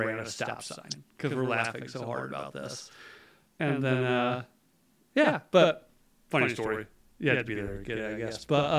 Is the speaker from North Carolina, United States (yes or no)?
yes; outside Asheville, North Carolina, United States; I grew up in Appalachia, right? Like I'm from not from Asheville, because Asheville's fucking weird, but outside of Asheville.